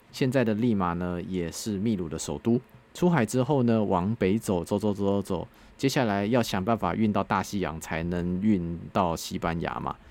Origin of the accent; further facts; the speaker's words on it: Taiwan; 我是台湾来的